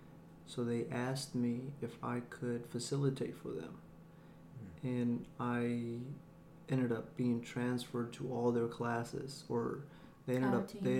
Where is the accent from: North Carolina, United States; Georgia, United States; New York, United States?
Georgia, United States; Thomson; born or raised there; also born or lived in Chihuahua, Mexico / Juarez, Mexico / El Paso, Texas